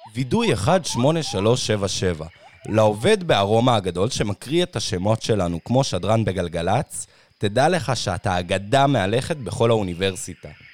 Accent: Tayibe, Israel; moved away as an adult; now in Beersheba, Israel; אני במקור מטייבה

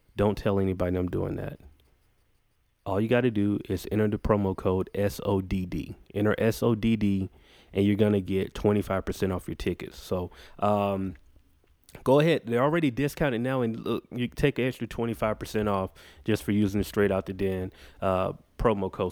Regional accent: Macon, Georgia, United States; my hometown, Macon, Georgia

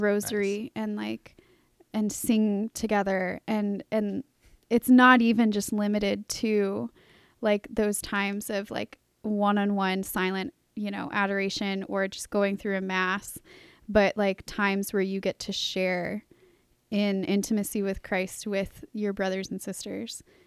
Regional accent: Charlottesville, Virginia, United States; growing up in Charlottesville, I was used to coming down to Saint Thomas.

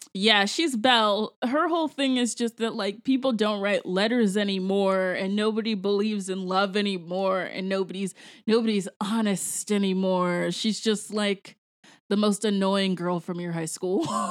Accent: Jamaica; I am actually a Jamaican person

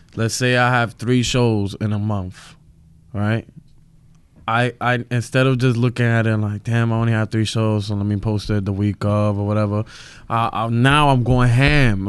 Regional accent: New York City, New York, United States; I'm from Brooklyn. I'm from Williamsburg

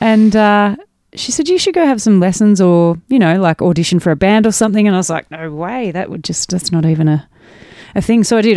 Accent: mid-north coast of New South Wales, Australia; also born or lived in Frankston / Nabiac; I grew up on the mid-north coast of New South Wales

